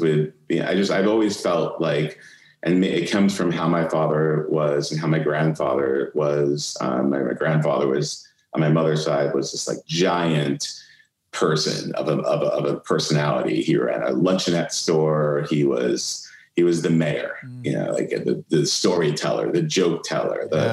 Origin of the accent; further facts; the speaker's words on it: New York City, New York, United States; moved away as an adult; also born or lived in Atlanta; I grew up in Brooklyn